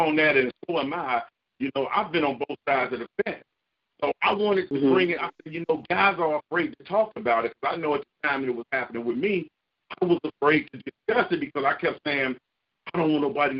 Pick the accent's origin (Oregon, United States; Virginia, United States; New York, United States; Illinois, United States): Illinois, United States; Chicago; now in Florida, United States; Well, I'm originally from Chicago, but I live in Florida right now. But I'm a Chicago native, born and raised.